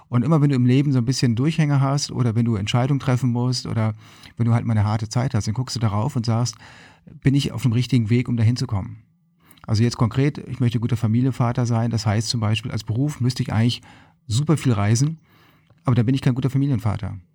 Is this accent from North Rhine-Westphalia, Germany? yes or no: no; Lüneburg, Lower Saxony, Germany; now in Hermannsburg, Germany; Ähm, ich bin in Lüneburg aufgewachsen.